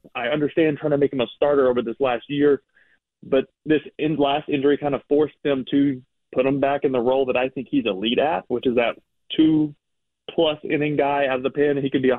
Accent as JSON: {"language": "English", "town": "Texarkana", "region": "Texas", "country": "United States", "tie": "born or raised there", "also_born_or_lived": "Greenville / Wolf City", "said": "Like I said, I grew up in a real small town. I was born in Greenville, Texas. I lived in a small town called Wolf City. It's like 1,500 people, real small school, obviously. Then we moved to Texarkana when I was 10, and 4 high schools in there."}